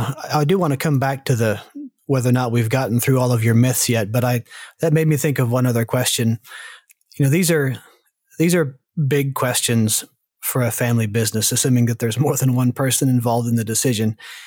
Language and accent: English; the South, United States; moved away; I grew up in the South, and it definitely is part of the culture there where you don't talk about it.